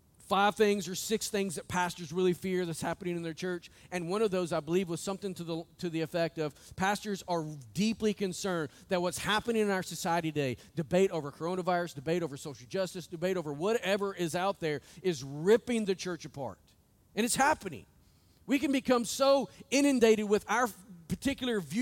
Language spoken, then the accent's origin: English; United States; us as the American church